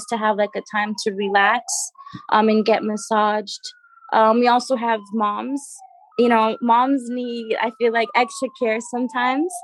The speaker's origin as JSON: {"language": "English", "country": "Trinidad & Tobago", "tie": "born or raised there", "moved": "yes", "lives_now": "United States", "said": "I'm originally from Trinidad and Tobago. That's where I was born"}